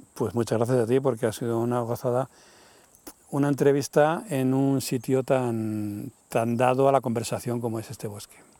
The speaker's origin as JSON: {"language": "Spanish", "town": "Madrid", "region": "Community of Madrid", "country": "Spain", "also_born_or_lived": "Sierra de Guadarrama, near Segovia", "moved": "as an adult", "lives_now": "Valsaín, Spain", "said": "yo ya me fui de Madrid, yo soy de Madrid, pero me fui hace 30 años, me vine a vivir aquí a la sierra, al lado Segovia"}